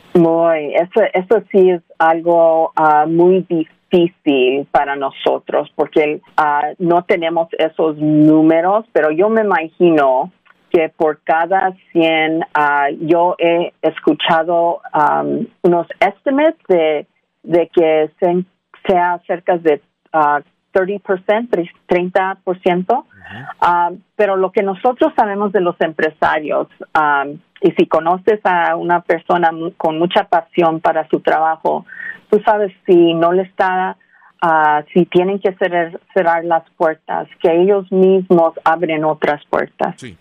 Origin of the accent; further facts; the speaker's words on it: Los Angeles, California, United States; yo soy nacida aquí en los Estados Unidos, pero crecí aquí en Los Ángeles